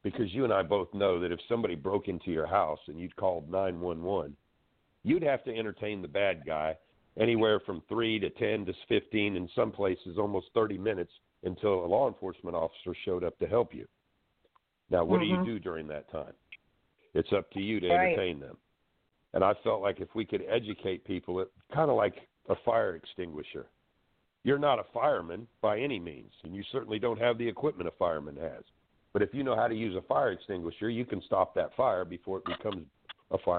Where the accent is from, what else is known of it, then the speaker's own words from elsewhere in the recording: Florida, United States; also born or lived in Washington; I grew up in Florida most of my life